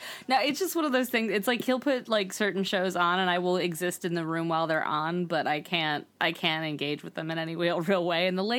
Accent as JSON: {"language": "English", "town": "Johnstown", "region": "Pennsylvania", "country": "United States", "tie": "born or raised there", "moved": "yes", "lives_now": "New York, United States", "said": "my hometown of Johnstown, Pennsylvania."}